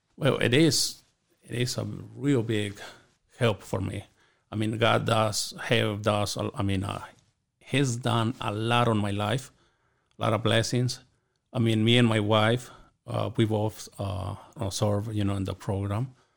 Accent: Chihuahua, Mexico; moved away; I grew up in Chihuahua, Mexico, in a small community

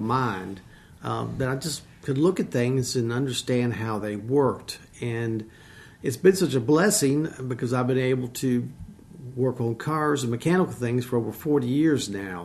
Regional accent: Harrisonburg, Virginia, United States; I'm from the Shenandoah Valley. I was born here at RMH. Grew up most of my life on a farm.

